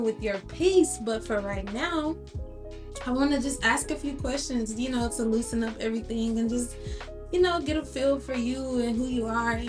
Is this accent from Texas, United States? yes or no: yes; Dallas, Texas, United States; moved away; we are recording in my hometown, Dallas, Texas.